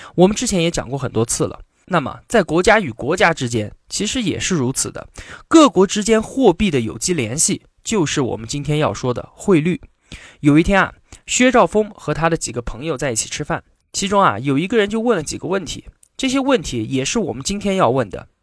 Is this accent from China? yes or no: yes; China; 我们中国人